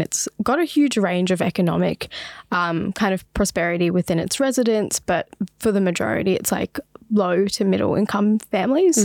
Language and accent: English; Sydney, New South Wales, Australia; also born or lived in Botswana; growing up in Western Sydney